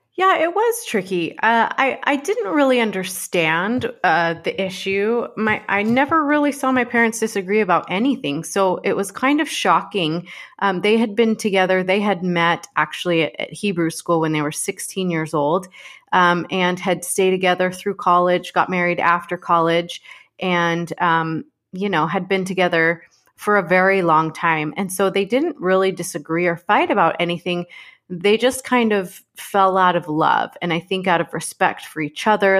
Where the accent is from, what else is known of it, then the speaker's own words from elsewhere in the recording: Dallas, Texas, United States; I grew up in Dallas, Texas